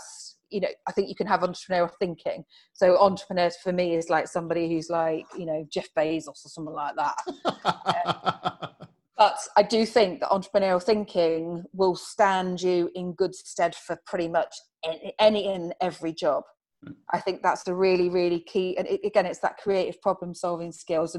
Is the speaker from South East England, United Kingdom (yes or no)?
yes; Farnborough, South East England, United Kingdom; I was brought up in Farnborough